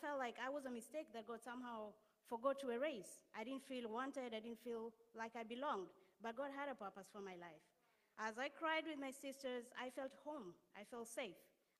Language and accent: English; Kenya; moved away as an adult; now in Connecticut, United States; I'm originally from Kenya, and I moved here 4 years ago.